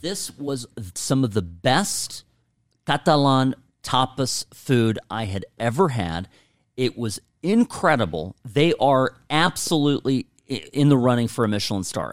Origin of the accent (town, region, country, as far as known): United States